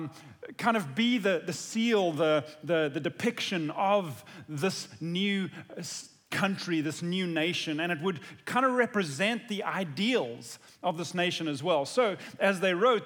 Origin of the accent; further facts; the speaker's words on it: South Africa; now in United States; as a South African who wasn't born here, but who has lived here for many years now